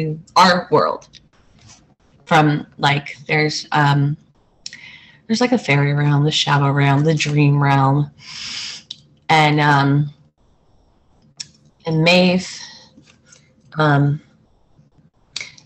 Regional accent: New Jersey, United States; Growing up in New Jersey

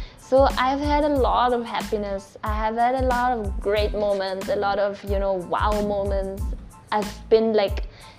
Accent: Austria; now in India; I'm from Austria

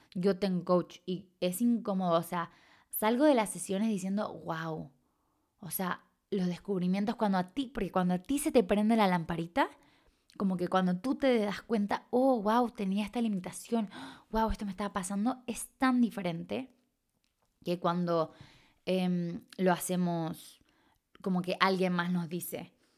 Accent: Chile; accent: medio raro; moved away; soy de Chile, aunque tengo un acento medio raro, soy de Chile, o sea, nací de allá y he vivido la gran parte de mi vida allá.

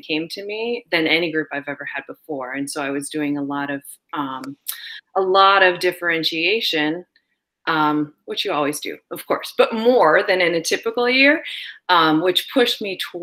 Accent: Wyoming, United States; moved away as an adult; also born or lived in Massachusetts; now in Vermont, United States; I grew up in Wyoming, kind of took some time off from school and poked around, lived in various places around the world

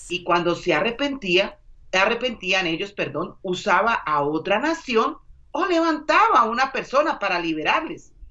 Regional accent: Colombia; Como dicen en mi país, Colombia.

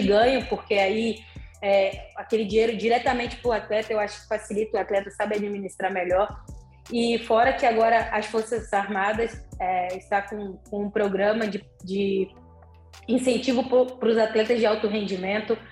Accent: Salvador, Bahia, Brazil; moved away; also born or lived in Juiz de Fora; na cidade que eu fui morar em Juiz de Fora, né? Porque eu sou de Salvador

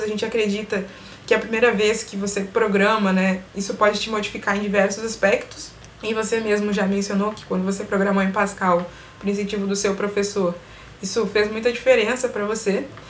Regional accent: Brazil; a gente se vê como brasileiro

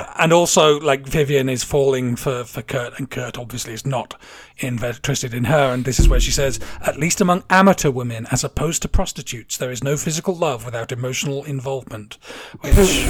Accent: England, United Kingdom; moved away; I grew up in England in the like 70s, 80s.

